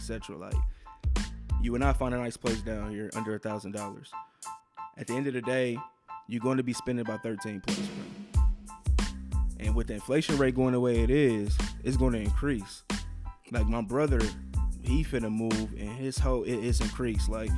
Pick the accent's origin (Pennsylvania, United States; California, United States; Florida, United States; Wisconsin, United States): Wisconsin, United States; now in Texas, United States; I'm from Wisconsin